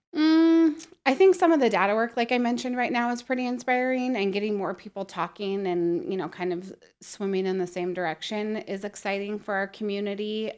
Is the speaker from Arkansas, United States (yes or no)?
no; Prosser, Washington, United States; also born or lived in Montana; now in Spokane, United States; I grew up in Prosser, so small